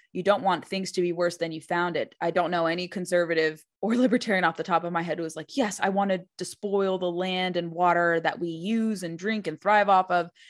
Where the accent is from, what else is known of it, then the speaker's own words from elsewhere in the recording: California, United States; I remember growing up in California